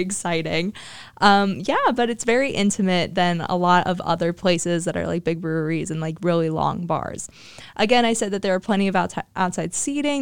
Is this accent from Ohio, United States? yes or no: yes; Hilliard, Ohio, United States; I'm from Hilliard, Ohio